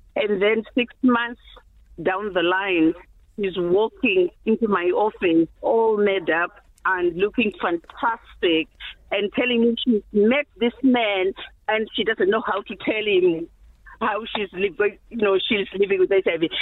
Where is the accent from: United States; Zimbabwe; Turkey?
Zimbabwe; English is a second language; moved away; I'm from Zimbabwe.